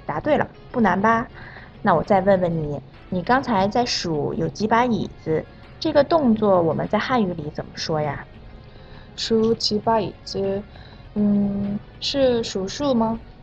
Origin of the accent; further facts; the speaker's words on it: South Korea; 我是来自韩国的